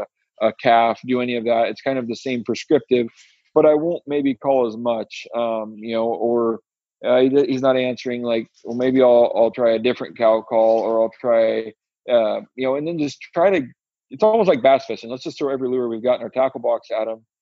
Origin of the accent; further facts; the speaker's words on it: Western Washington, United States; I'm from Western Washington